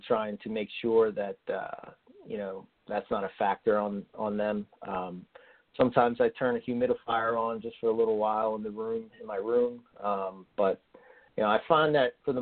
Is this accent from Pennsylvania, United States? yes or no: yes; Philadelphia, Pennsylvania, United States; I'm from Philly. Water. We don't say water.